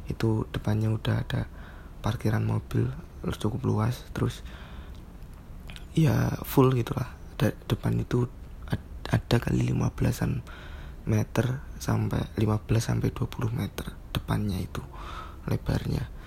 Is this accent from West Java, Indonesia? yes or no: no; Wonogiri, Central Java, Indonesia; Aku asli Wonogiri SMK Negeri 2 Wonogiri Dulu lulusan SMK Negeri 2 Wonogiri Teknik Gambar Bangunan